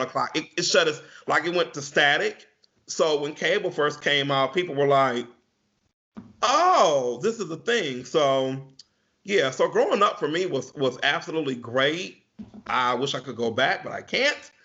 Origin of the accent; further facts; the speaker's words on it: Pontiac, Michigan, United States; also born or lived in Bloomfield, Michigan; I grew up in Pontiac, Michigan, which is about 10 minutes away from where I live at now